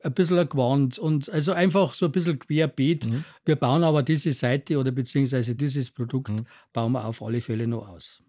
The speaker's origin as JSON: {"language": "German", "town": "Trostberg", "region": "Bavaria", "country": "Germany", "said": "ich bin aus Trostberg"}